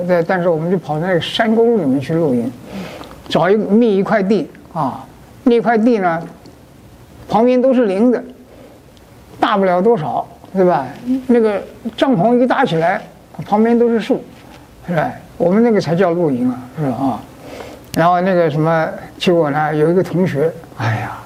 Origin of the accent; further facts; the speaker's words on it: Beijing, China; moved away; 我回那个老家去啊，北平啊，呃，北京啊